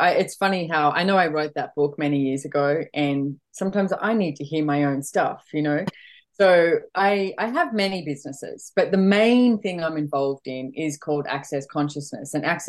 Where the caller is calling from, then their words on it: Queensland, Australia; I'm actually calling from Bridgian Beach in Queensland, so I'm home for a short period of time.